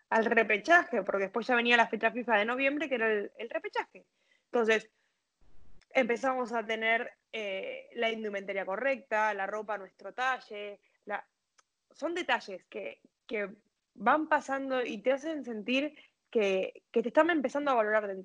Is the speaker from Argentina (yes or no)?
yes; Argentina; Como somos argentinos, pensábamos eso también hay que acordarse de que físicamente no estábamos bien